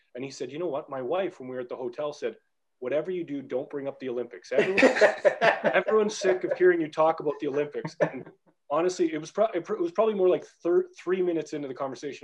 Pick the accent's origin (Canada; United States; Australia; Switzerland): Canada; moved away as an adult; also born or lived in Belfast, Northern Ireland; growing up in Canada.